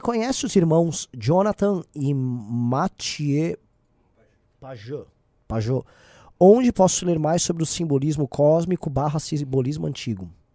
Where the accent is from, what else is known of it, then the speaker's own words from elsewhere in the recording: São Paulo, Brazil; eu sou de São Paulo